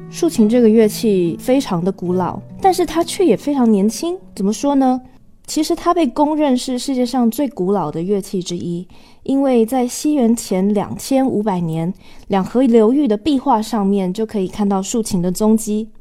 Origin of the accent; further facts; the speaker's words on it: Taiwan; 我来自台湾